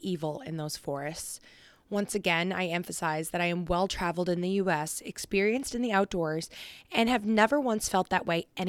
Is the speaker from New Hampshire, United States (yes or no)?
yes; southern New Hampshire, United States; we're from New Hampshire, if you didn't know that already. We're from Southern New Hampshire.